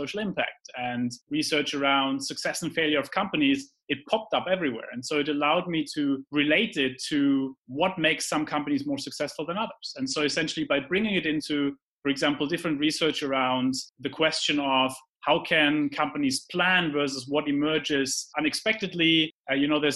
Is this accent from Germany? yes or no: yes; Heidelberg, Baden-Württemberg, Germany; moved away; also born or lived in London; I grew up in Heidelberg, which is a romantic city in Germany